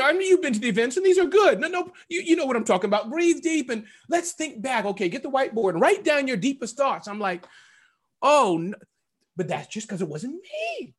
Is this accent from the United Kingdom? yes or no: yes; United Kingdom; It's just, I'm British. I'm just like this.